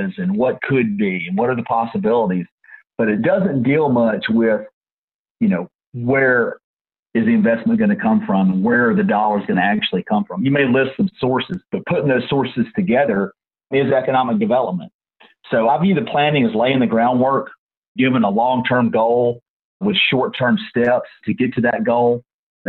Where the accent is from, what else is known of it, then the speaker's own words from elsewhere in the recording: Minden, Louisiana, United States; now in New Orleans, United States; I grew up north Louisiana, near Shreveport, in a little town called Minden, Louisiana